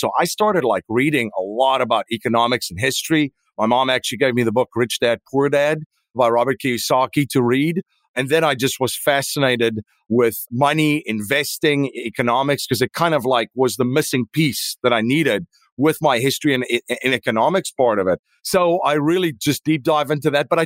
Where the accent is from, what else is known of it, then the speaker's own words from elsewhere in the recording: South Africa; moved away as an adult; now in United States; I am originally from South Africa